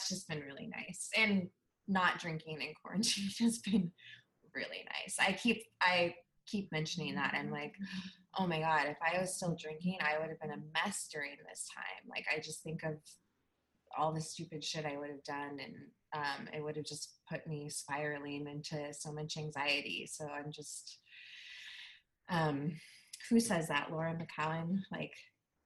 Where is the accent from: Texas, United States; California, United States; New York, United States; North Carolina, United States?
California, United States; Bay Area; moved away as an adult; now in Portland, United States; I'm in Northeast Portland. I'm 40 and I grew up in the Bay Area and moved to Portland 5 years ago